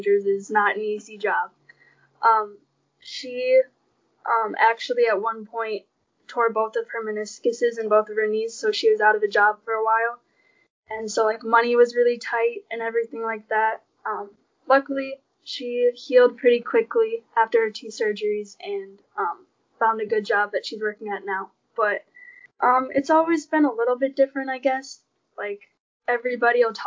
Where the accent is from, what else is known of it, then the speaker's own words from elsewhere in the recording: St. Charles, Minnesota, United States; also born or lived in Oskaloosa, Iowa; the four of us moved down to St. Charles, Minnesota when I was around 3 or 4 years old